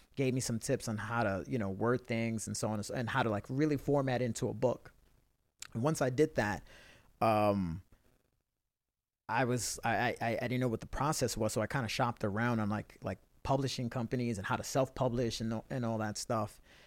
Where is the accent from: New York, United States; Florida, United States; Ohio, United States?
New York, United States; New York City; I'm a kid from the Bronx